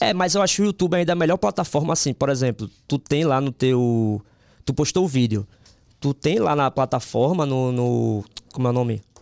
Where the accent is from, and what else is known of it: Northeast Region, Brazil